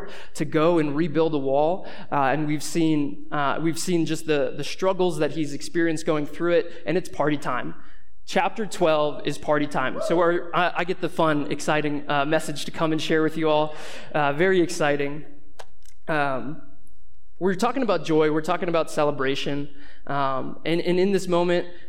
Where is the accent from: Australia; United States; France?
United States; Boston, Massachusetts; now in Boulder, United States; I grew up in Boston, and now I'm living here in Boulder